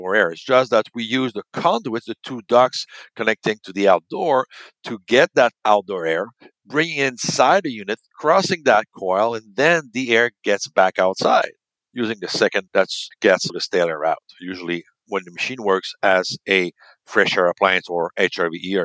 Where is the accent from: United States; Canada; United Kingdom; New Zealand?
Canada; we're from Canada